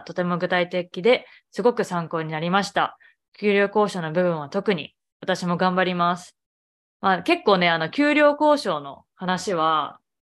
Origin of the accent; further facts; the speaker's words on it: Japan; moved away as an adult; now in Boston, United States; 日本生まれ日本育 ち